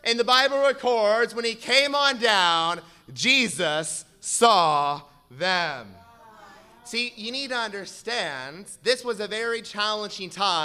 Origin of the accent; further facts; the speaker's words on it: Southern California, United States; I grew up in Southern California